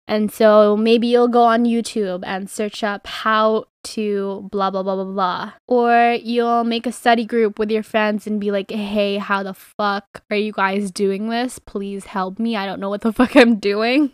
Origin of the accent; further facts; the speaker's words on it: Philippines; I'm fucking Filipino